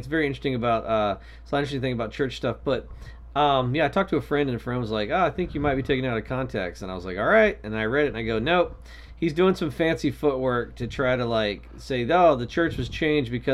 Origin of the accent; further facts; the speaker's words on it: the South, United States; as a Southerner